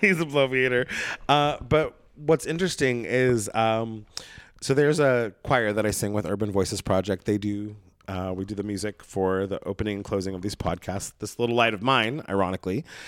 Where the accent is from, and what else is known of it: Brookings, Oregon, United States; born or raised there; moved away